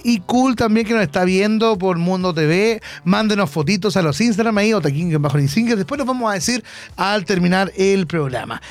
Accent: Concepción, Biobío, Chile; Hoy somos de Concepción

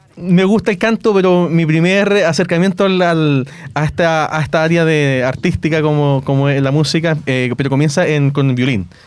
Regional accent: Hualpén, Biobío, Chile; yo soy de Hualpén, eh, vivo en Hualpén

